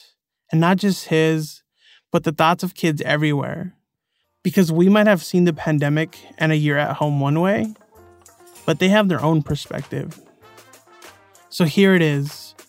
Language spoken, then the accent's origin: English; Los Angeles, California, United States; growing up in Southeast LA during the 90s.